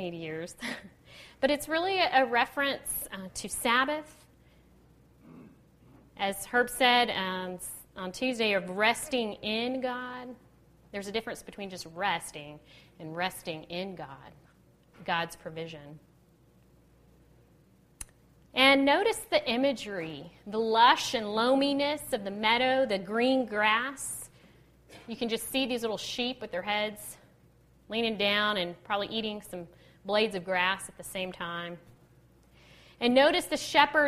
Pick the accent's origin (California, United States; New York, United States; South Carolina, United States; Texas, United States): Texas, United States; I'm from Texas